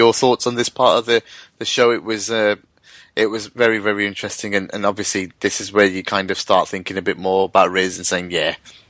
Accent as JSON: {"language": "English", "country": "United Kingdom", "tie": "born or raised there", "said": "one of a British Muslim in Rogue One just was surreal for me, and such a proud moment, like being someone who born and brought up in this country."}